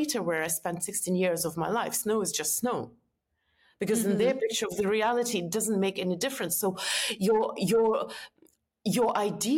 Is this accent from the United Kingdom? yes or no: no; Estonia; moved away as an adult; also born or lived in New York; I'm from Estonia